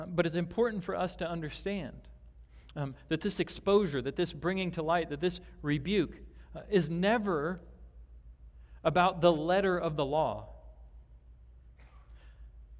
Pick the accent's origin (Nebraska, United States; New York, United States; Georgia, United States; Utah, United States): Nebraska, United States; Omaha; moved away; I grew up back in Omaha, Nebraska